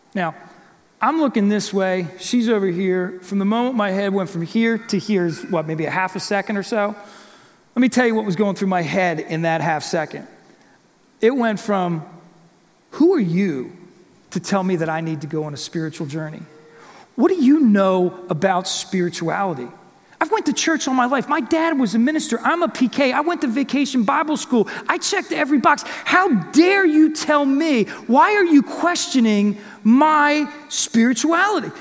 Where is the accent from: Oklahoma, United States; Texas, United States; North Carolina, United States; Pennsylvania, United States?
Pennsylvania, United States; Warrington; also born or lived in Buckingham, Pennsylvania; I grew up in Warrington